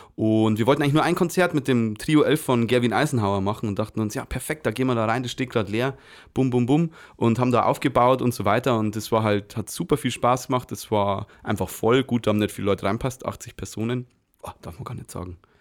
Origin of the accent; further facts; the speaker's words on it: Micheldorf, Bavaria, Germany; now in Weiden, Germany; Ich bin aus Micheldorf und ähm, grundsätzlich, äh, ursprünglich.